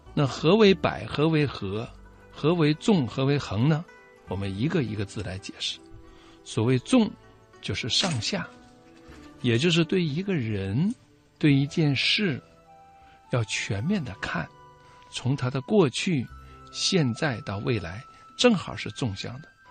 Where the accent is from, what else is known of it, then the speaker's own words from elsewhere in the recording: China; 联合国的真正创始人是我们中国人